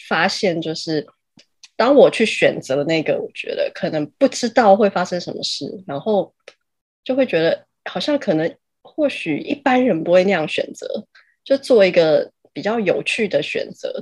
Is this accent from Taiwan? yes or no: yes; Taiwan; 我们就是台湾哦。人